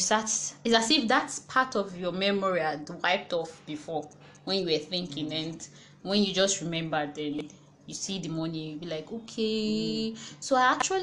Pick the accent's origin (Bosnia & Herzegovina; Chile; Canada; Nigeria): Nigeria; Lagos; I grew up in Lagos